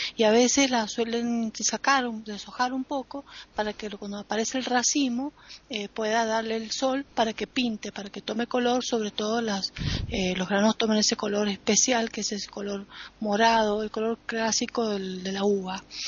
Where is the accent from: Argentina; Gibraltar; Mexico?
Argentina; Mendoza; como mendocina